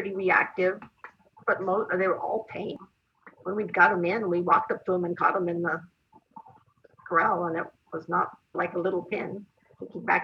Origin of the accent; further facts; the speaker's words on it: New Mexico, United States; moved away; also born or lived in Washington; Where we grew up in New Mexico